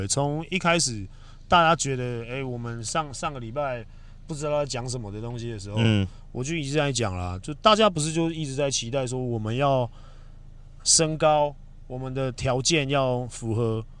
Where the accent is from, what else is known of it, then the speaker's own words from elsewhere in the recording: Taiwan; 我们我们台湾人民